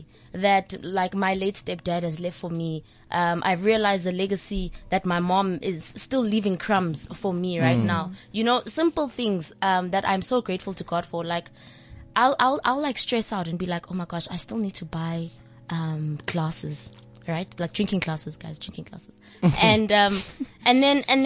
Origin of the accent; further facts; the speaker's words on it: Johannesburg, Gauteng, South Africa; we're girls from Diepkloof, you know, and our parents worked their butts off to put us in those schools